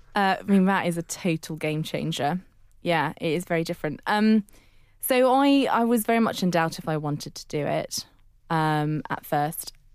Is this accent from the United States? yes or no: no; Netherlands; now in London, United Kingdom; I, I grew up in Holland for a large chunk, but I was born in London and that's where I spent my first six years